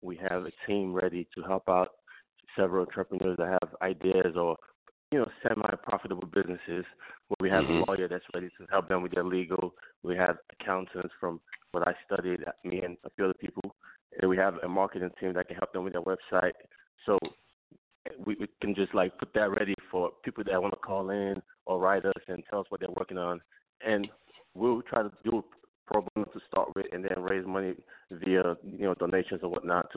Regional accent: Lagos, Nigeria; moved away; I was born in Lagos, Nigeria

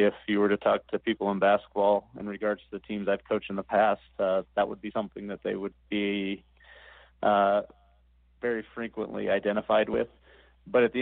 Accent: the Northwest, Pacific Northwest, United States; I grew up in the Northwest.

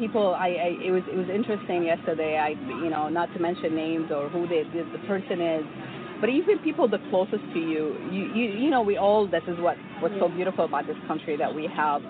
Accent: United States; I'm just saying what I feel as an American woman here

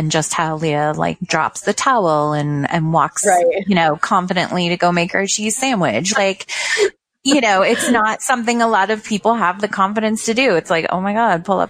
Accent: Canada; being Canadian

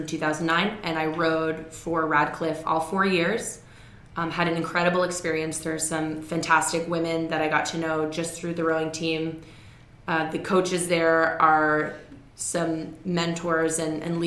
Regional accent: Toronto, Ontario, Canada; moved away as an adult; also born or lived in Massachusetts, United States / New York, United States; now in United States; I am Canadian, so I was born in Toronto, Ontario, and went to an all-girls private school in downtown Toronto

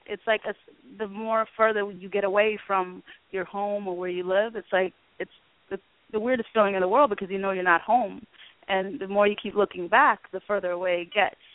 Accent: Itang, Gambela, Ethiopia; born there; also born or lived in Sudan; I was born in Ethiopia in a refugee camp called Itang.

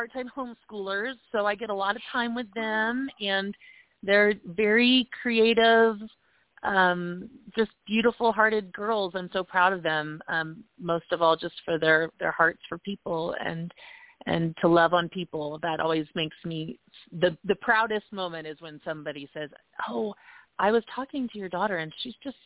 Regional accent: Tulsa, Oklahoma, United States; moved away as an adult; also born or lived in Los Angeles, California; now in Colorado Springs, United States; I grew up in Oklahoma

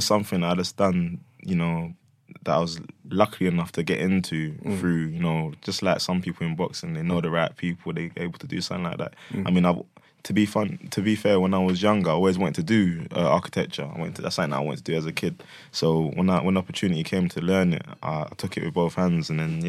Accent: Hackney, London, United Kingdom; I grew up in Hackney at first, and took me to this kickboxing place, like in Bethnal Green

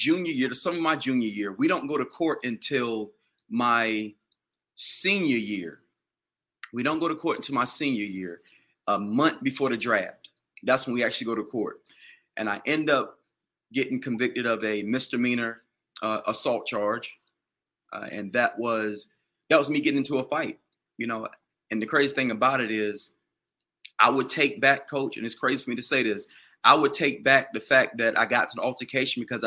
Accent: Washington, North Carolina, United States; I grew up in Little Washington

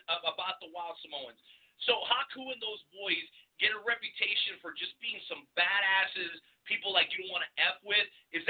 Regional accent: Boca Raton, Florida, United States; now in Kansas City, United States; I grew up in Boca Raton.

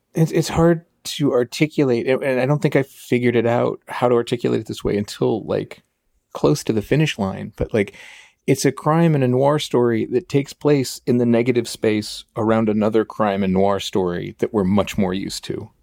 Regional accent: Chicago, Illinois, United States; moved away; I was born in Chicago. I moved around all over it

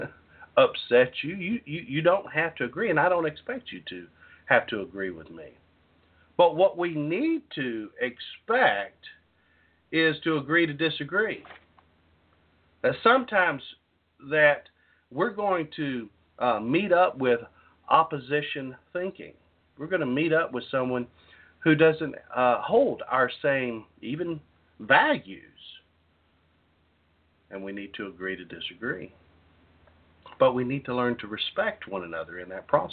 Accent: Southeast Texas, United States; When I was growing up in Southeast Texas, I was raised by parents

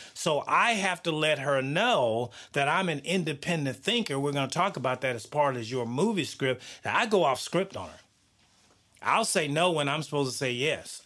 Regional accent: the South, United States; I grew up in the South

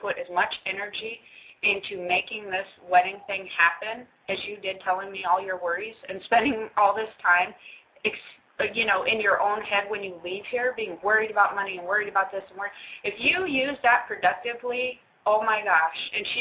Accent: Hawaii, United States; us Hawaiians

